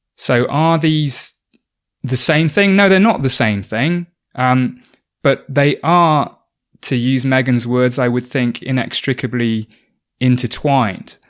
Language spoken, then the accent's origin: English; South Oxfordshire, South East England, United Kingdom; I grew up in South Oxfordshire in the U K